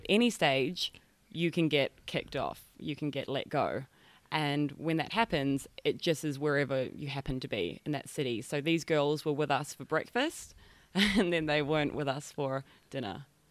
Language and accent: English; North Island, New Zealand; moved away as an adult; now in Bali, Indonesia; I'm from New Zealand, from a small country town in the North Island